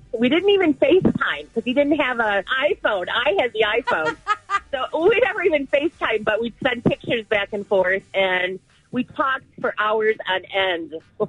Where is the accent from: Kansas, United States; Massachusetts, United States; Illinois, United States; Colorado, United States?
Illinois, United States; Chicago; moved away as an adult; now in Menifee, United States; I'm from Chicago, Illinois.